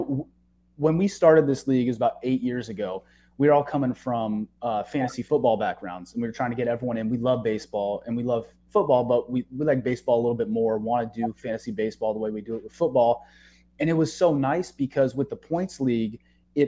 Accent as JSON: {"language": "English", "town": "San Diego", "region": "California", "country": "United States", "tie": "born or raised there", "also_born_or_lived": "Chicago / Michigan", "moved": "yes", "said": "I was born in Chicago, but raised in San Diego"}